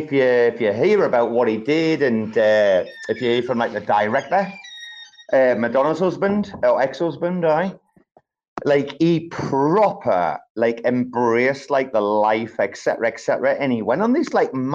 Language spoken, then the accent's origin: English; England, United Kingdom; I'm English